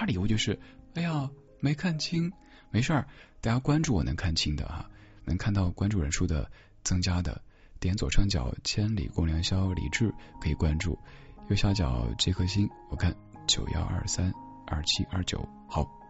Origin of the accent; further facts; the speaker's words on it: China; 他一开始不理解我们中国人怎么这么喜欢嗑瓜子儿